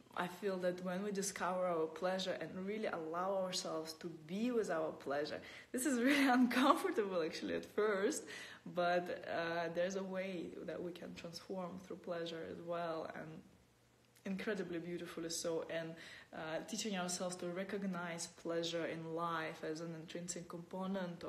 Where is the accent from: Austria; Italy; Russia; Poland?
Russia; moved away as an adult; I'm born in Russia, and for the last 10 years I've been, that's 10 years ago I left Russia, my home country